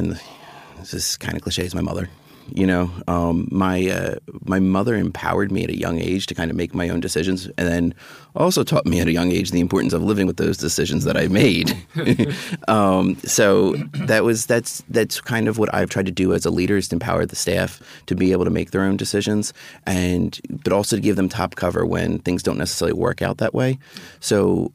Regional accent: Philadelphia, Pennsylvania, United States; moved away as an adult; now in Washington, D.C., United States; I'm from Philadelphia

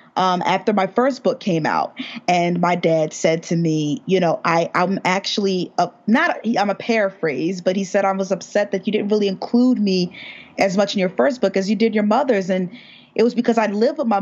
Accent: United States; we're all from America

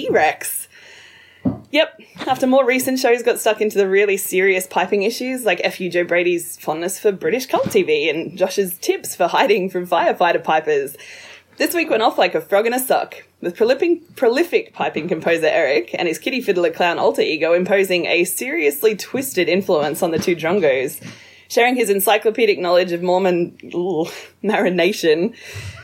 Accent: Australia; accent: Australian; my mother tongue.

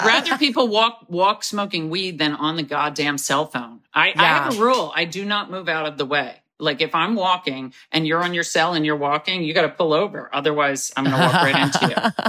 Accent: Nyack, New York, United States; also born or lived in Manhattan, New York; I was born in Manhattan. I was raised near Nyack.

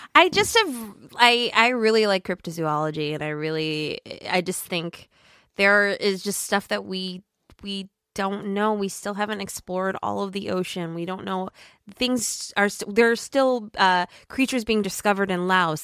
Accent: Minnesota, United States; I'm from Minnesota

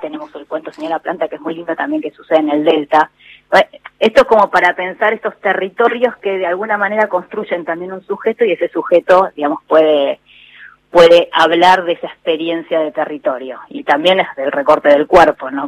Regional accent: Argentina; nosotros como argentinos

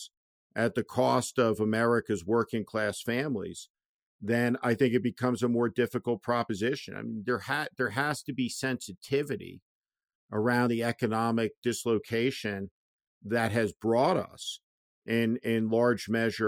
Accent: East Coast, United States; now in California, United States; I grew up on the East Coast

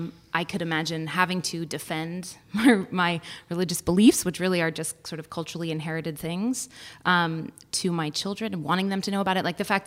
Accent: Berkeley, California, United States; So I was raised in Berkeley, California, and where I attended Temple Beth El.

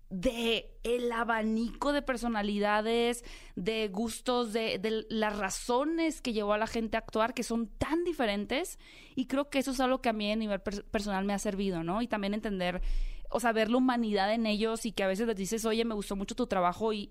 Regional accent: Hermosillo, Sonora, Mexico; De Hermosillo.

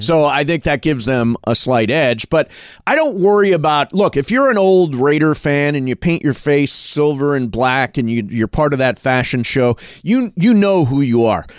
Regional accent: Ohio, United States; now in Los Angeles, United States; when I was a little kid, I was a Rams fan, uh, growing up in Ohio

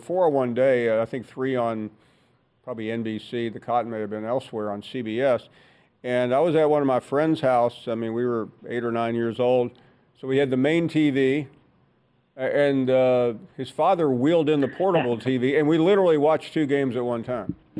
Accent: Alabama, United States; when I was growing up in Alabama

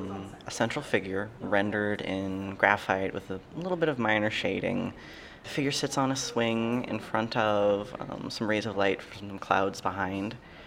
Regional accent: Bisbee, Arizona, United States; also born or lived in Tucson, Arizona; I'm originally, well, I was born in Tucson, but I'm from Bisbee, Arizona.

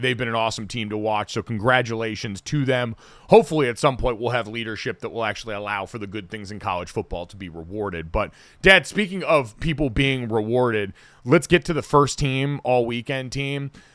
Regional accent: Arizona, United States; moved away; We grew up in Arizona.

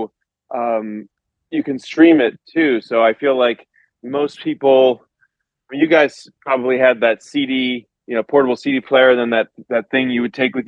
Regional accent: Los Angeles, California, United States; moved away as an adult; also born or lived in New York; I grew up here. I was born in Los Angeles.

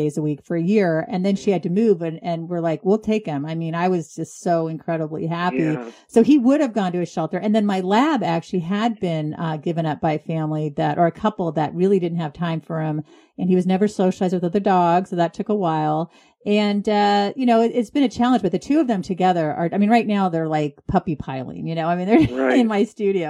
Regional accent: California, United States; moved away as an adult; now in New England, United States; I'm from California

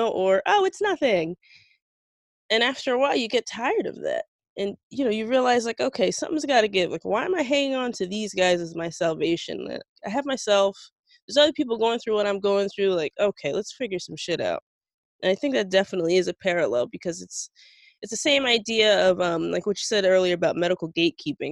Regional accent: South Florida, United States; I'm from South Florida

